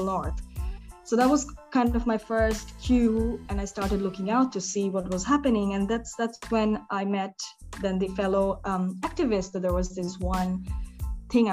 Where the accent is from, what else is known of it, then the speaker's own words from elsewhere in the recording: Bangladesh; English is a second language; moved away as an adult; now in Germany; when I grew up in Bangladesh, I was always involved with social justice issues